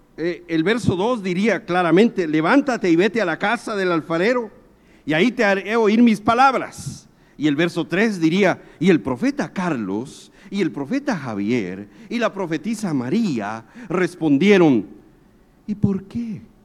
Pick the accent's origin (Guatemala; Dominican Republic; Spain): Guatemala; yo soy guatemalteco